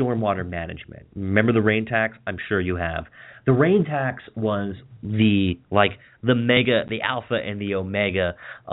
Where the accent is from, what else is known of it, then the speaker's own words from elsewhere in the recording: Western Maryland, United States; I grew up in Western Maryland